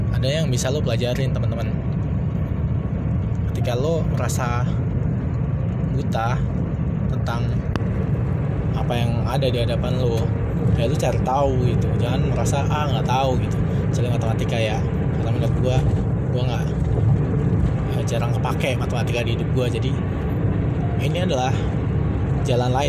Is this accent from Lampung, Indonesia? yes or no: yes; Lampung, Indonesia; semua gue dan teman-teman gue yang ada di sana pulang ke Lampung gue sempat berpikir waduh gimana nih gue dari SD sampai SMA itu cuma fokus di bola